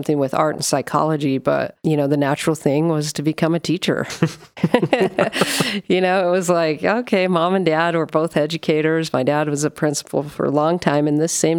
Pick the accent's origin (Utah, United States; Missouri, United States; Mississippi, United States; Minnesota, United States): Utah, United States; Sandy; also born or lived in Provo, Utah; I'm a Utah girl, born in Sandy, Utah. Well, I was born in Provo, but grew up in Sandy.